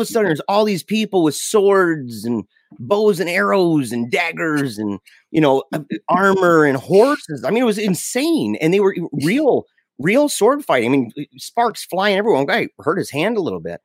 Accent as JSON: {"language": "English", "country": "United States", "said": "I'm an American"}